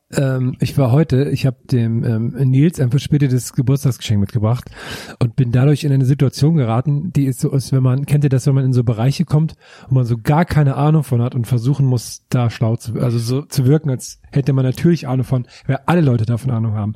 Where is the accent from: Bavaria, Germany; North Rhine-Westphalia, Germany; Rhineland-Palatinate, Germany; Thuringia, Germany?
Thuringia, Germany; im Supermarkt auf dem Dorf bei uns in Thüringen